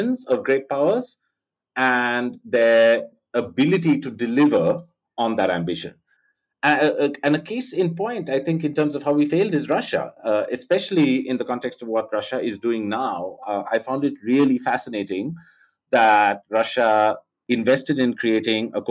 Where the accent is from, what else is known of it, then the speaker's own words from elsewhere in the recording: India; I grew up in India